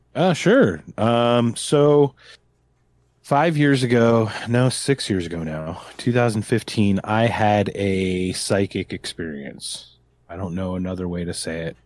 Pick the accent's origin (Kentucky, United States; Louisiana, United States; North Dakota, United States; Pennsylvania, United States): Pennsylvania, United States; Philadelphia; I'm from Philadelphia, and we got Bam Margera